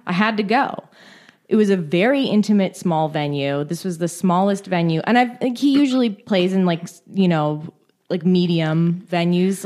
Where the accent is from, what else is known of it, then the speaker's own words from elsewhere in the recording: San Francisco, California, United States; I was from San Francisco